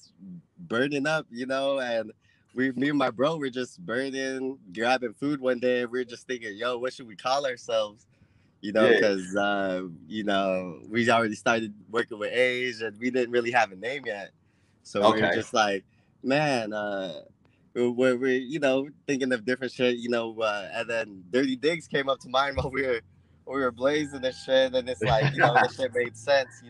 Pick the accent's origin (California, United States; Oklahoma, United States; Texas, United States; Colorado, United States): California, United States; Los Angeles; We're out from L.A., a little outer part of L.A. called The Valley